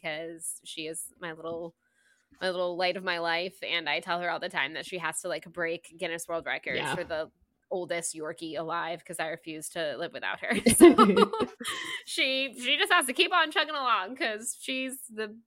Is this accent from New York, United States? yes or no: no; Florida, United States; moved away as an adult; now in Georgia, United States; I was born and raised in Florida. Okay, I lived in Florida for over 30 years